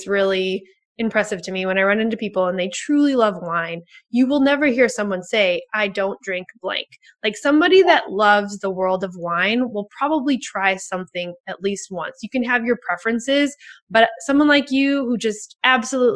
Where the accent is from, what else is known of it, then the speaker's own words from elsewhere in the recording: Minnesota, United States; moved away; I'm originally from Minnesota